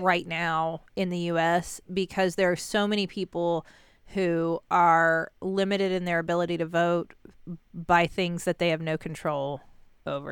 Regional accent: United States; I'm an American

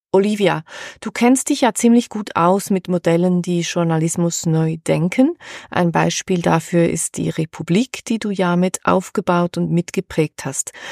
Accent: Switzerland; bei uns in der Schweiz

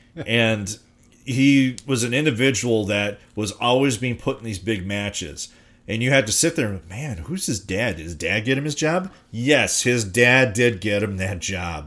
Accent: Minnesota, United States; based out of my hometown in Minnesota

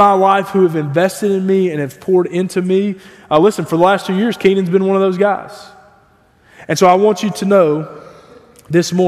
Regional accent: United States; as American evangelicals

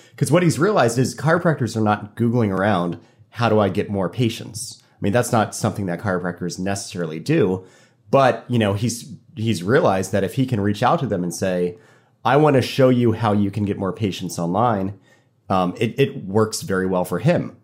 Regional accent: Fort Lauderdale, Florida, United States; also born or lived in Annapolis, Maryland; now in Norfolk, United States; I went to college in Annapolis, and I'm from Fort Lauderdale, so kind of boating's in my blood.

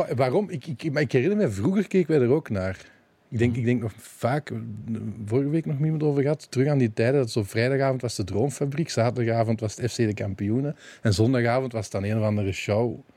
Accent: Balen, Flanders, Belgium; also born or lived in Limburg, Belgium; we zijn dan naar, naar de Kempen verhuisd, naar Balen

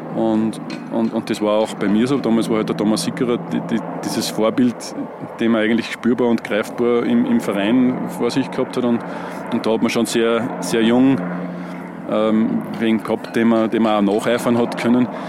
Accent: Göstling an der Ybbs, Lower Austria, Austria; Eigentlich bin ich aus Gößlinger und, und bin im Steinbachtal aufgewachsen. Habe dort meine Kindheit verbracht

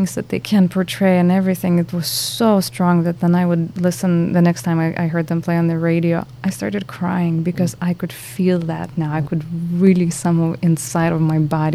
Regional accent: Lithuania; now in Boston, United States; I'm from Lithuania.

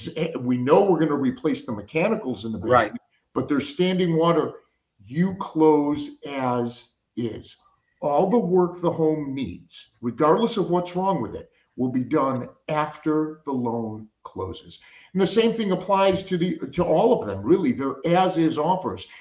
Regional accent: Chicago, Illinois, United States; I grew up in Chicago

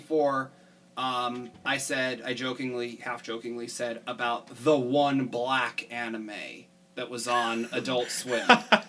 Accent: United States; we're all American?

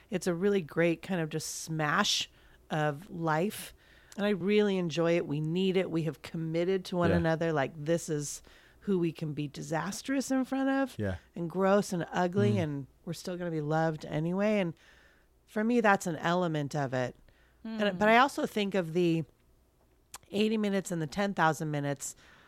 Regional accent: Thousand Oaks, California, United States; They did training camp where I grew up in Thousand

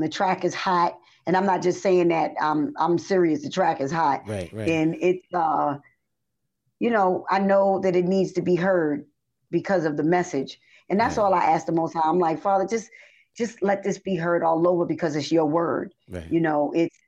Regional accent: the South, United States; moved away as an adult; also born or lived in New York / Princeton, New Jersey; now in Georgia, United States; I grew up in the South

